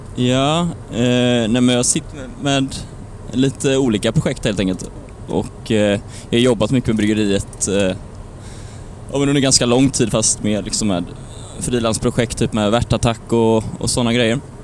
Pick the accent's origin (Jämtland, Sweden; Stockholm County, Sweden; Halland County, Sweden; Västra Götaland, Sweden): Västra Götaland, Sweden; Lerum; genom Lerum här nu precis. Mm. Oj, där ja. Eh, där jag är född och uppvuxen